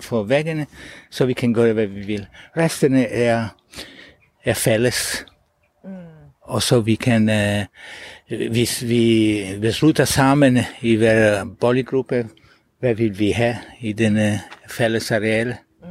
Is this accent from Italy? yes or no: yes; Italy; Danish is a second language; now in Denmark; Så jeg er selv fra Italien